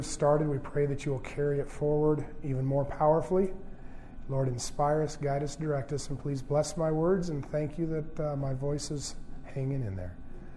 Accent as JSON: {"language": "English", "region": "Minnesota", "country": "United States", "tie": "born or raised there", "also_born_or_lived": "Loma Linda, California", "said": "Then I moved to Minnesota"}